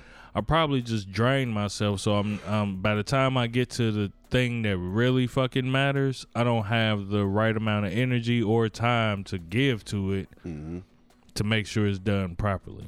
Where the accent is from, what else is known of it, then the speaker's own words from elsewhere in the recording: Indiana, United States; I'm a grown ass man from Indiana